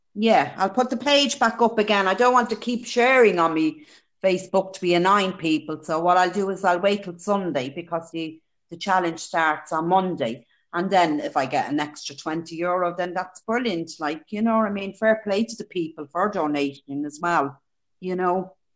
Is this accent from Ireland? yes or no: yes; Dublin, Leinster, Ireland; now in County Meath, Ireland; I live in County Meath. I'm originally from Dublin.